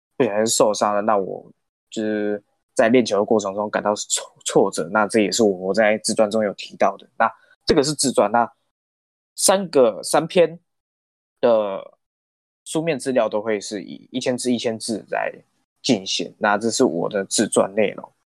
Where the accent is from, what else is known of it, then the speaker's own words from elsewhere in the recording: Minxiong, Chiayi County, Taiwan; also born or lived in Taichung; 像我就是嘉义县的，那我出生在，虽然我出生在台中市，可是我的童年都是在嘉义县民雄乡度过的